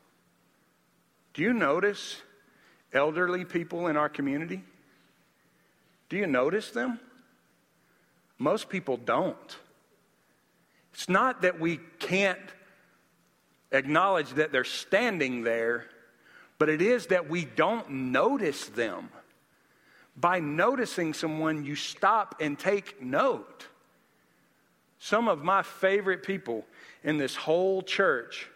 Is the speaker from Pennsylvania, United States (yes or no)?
no; Nashville, Tennessee, United States; I wanted to show her my hometown